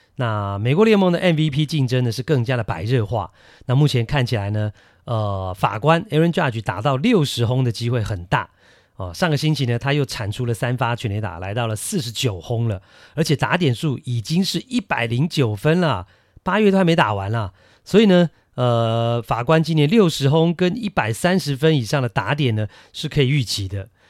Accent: Taiwan; 我们台湾人

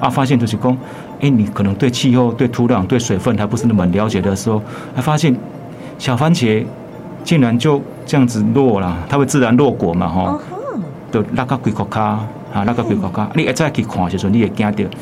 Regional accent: Xuejia, Tainan, Taiwan; moved away as an adult; 从小在这边长大

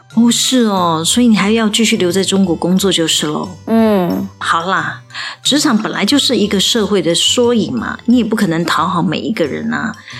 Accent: Taiwan; 我们台湾真的没有办法给这个年轻人一个很好的就业机会

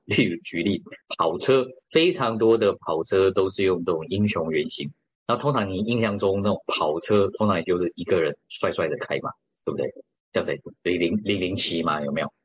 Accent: Taiwan; 甚至我们都台湾人

